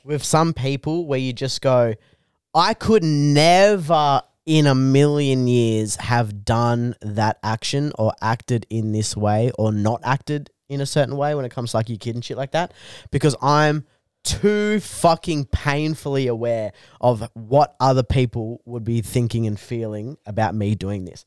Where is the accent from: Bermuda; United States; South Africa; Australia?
Australia; Bungendore, New South Wales; I grew up in Bungandore, New South Wales.